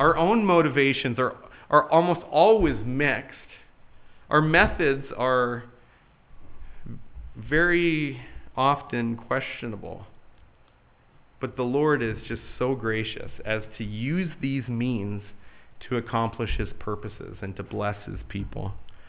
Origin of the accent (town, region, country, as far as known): United States